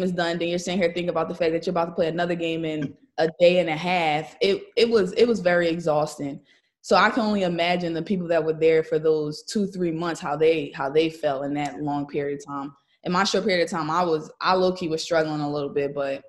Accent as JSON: {"language": "English", "region": "Pennsylvania", "country": "United States", "tie": "born or raised there", "said": "I'm from Pennsylvania. We were on the same AAU team growing up."}